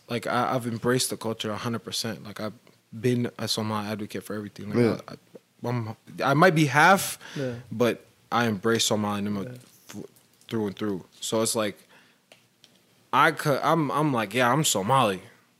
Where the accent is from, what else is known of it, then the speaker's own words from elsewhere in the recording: Fort Worth, Texas, United States; born there; also born or lived in Portland, United States; I was born in Fort Worth.